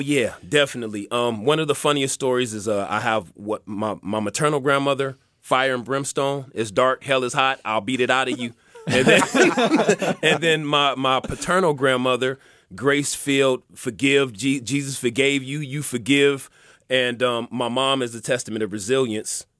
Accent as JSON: {"language": "English", "town": "Los Angeles", "region": "California", "country": "United States", "tie": "born or raised there", "also_born_or_lived": "Pomona", "said": "I grew up in, uh, Southwest, South Central, Baldwin Village"}